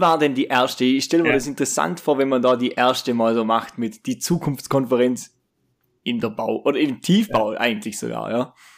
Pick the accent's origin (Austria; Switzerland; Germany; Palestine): Austria; ich bin jetzt aus Österreich jetzt auch nicht gerade aus der ärgsten Großstadt